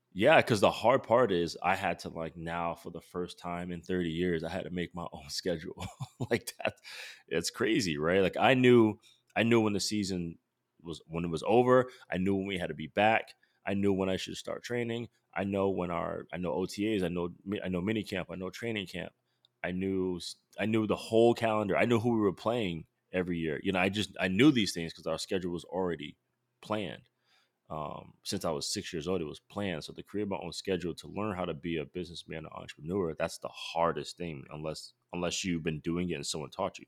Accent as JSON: {"language": "English", "region": "Rhode Island", "country": "United States", "moved": "yes", "said": "I'm from Rhode Island"}